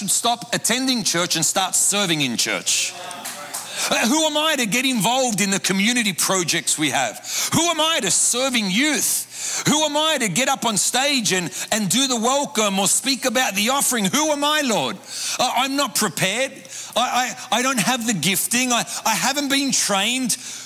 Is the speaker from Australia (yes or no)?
yes; Sydney, New South Wales, Australia; moved away as an adult; now in Buenos Aires, Argentina; I grew up in Sydney, Australia, in an Argentine home